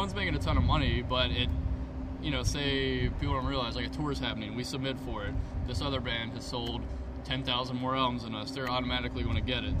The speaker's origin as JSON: {"language": "English", "region": "North Louisiana", "country": "United States", "said": "we're from North Louisiana"}